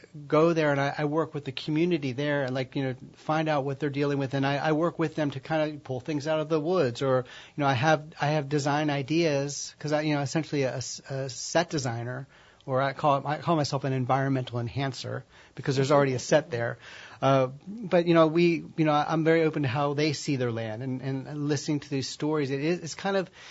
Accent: suburban Maryland, United States; moved away as an adult; also born or lived in Washington, D.C.; now in Louisiana, United States; I'm originally from Washington, D.C., and mm-hmm. grew up in suburban Maryland

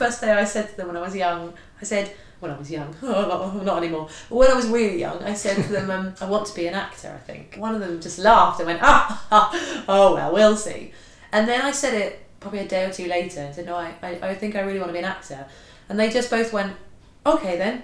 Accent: Bishop's Stortford, East of England, United Kingdom; I come from a very sort of typical town, Bishop Stortford, lovely town

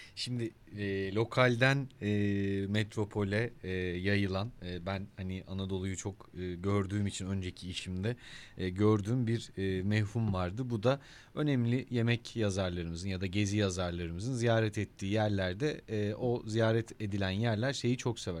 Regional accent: Denizli, Turkey; Ben doğma büyüme Denizli'yim.

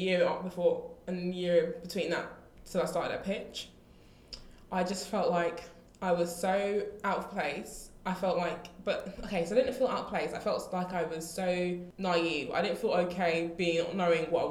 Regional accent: London, United Kingdom; we're from Southeast London.

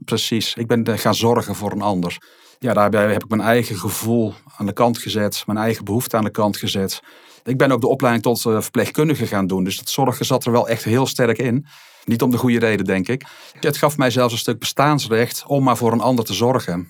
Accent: Rijen, North Brabant, Netherlands; also born or lived in Alkmaar; in Alkmaar ben ik opgegroeid en we zijn op een gegeven moment toen ik een jaar of vijf was verhuisd naar het Brabantse Rijen

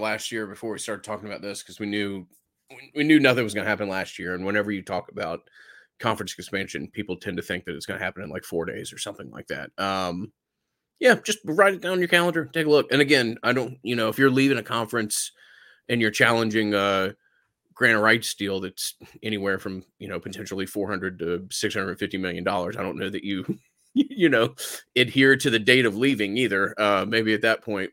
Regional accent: Atlanta, Georgia, United States; growing up in Atlanta

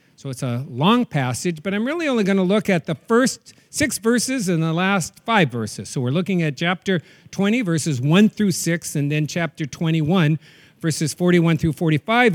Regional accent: North Dakota, United States; When I was a kid growing up in North Dakota

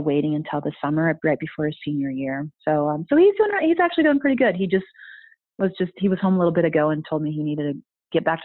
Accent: Iowa, United States; moved away as an adult; also born or lived in South Louisiana / Colorado; now in Boulder, United States; Being an Iowa girl, growing up in Iowa

